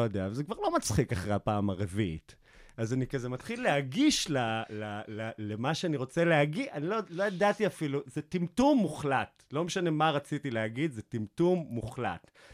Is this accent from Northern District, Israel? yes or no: yes; Afula, Northern District, Israel; זה אחד החורים הכי מושתנים בארץ, גדלתי שם